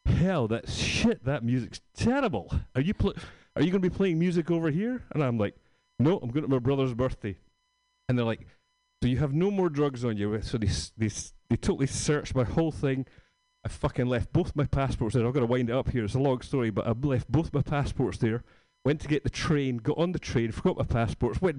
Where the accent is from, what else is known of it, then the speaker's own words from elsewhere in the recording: Scotland, United Kingdom; moved away; I'm from Scotland